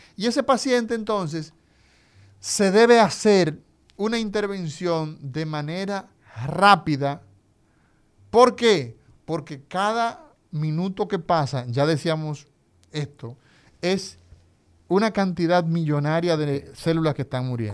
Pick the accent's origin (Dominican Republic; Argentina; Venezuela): Dominican Republic